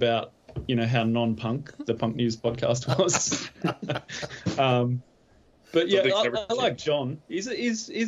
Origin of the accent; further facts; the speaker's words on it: Sydney, New South Wales, Australia; now in Blue Mountains, Australia; I'm from Sydney